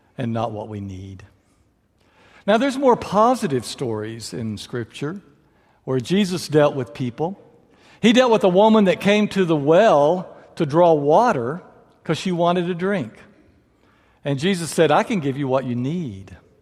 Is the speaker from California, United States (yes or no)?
no; far west Texas, United States; now in San Angelo, United States; I was born out in far west Texas.